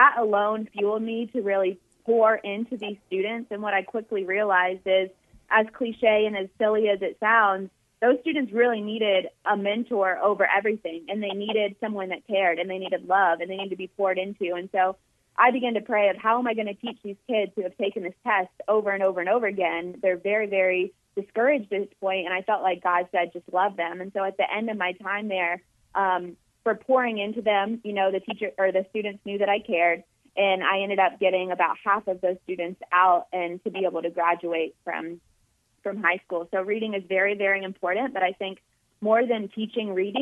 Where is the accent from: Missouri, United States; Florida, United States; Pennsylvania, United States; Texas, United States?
Florida, United States; Jacksonville; I worked in sports for about 2 years in my hometown in Jacksonville, Florida